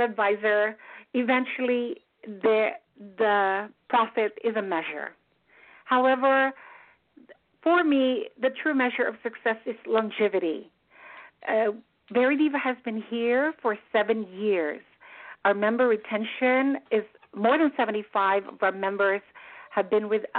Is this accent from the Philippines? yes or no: yes; Philippines; moved away as an adult; also born or lived in Manila; I am a Filipina. I came here after a wonderful career in Manila.